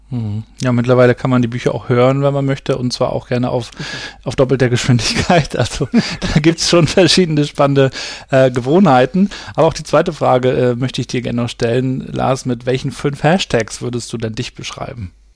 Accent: Rostock, Mecklenburg-Vorpommern, Germany; also born or lived in Hamburg; Und ich bin ja hier in Rostock aufgewachsen in, in den 80er Jahren in der DDR

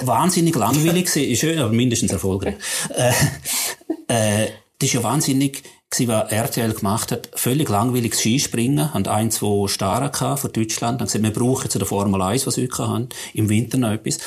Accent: St. Gallen, Switzerland; wenn wir im St. Galler wo ich herkomme

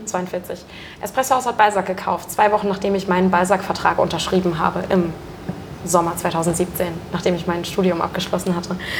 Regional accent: rural area between Uelzen, Lüneburg and Braunschweig, Lower Saxony, Germany; also born or lived in Mannheim; now in Hamburg, Germany; Hamburg ist von dort, wo ich herkomme, tatsächlich auch so gesehen die nächstgrößere Stadt. Also es gibt noch Uelzen, Lüneburg, Braunschweig. So, ich mhm. wohne genau in der oder ich wohnte genau in der Mitte

